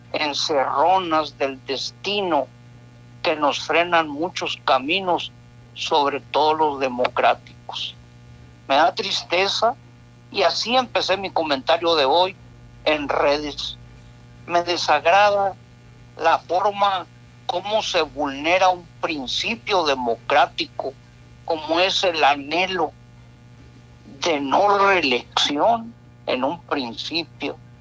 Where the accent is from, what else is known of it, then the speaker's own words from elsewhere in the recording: Mexico; Somos esos mexicanos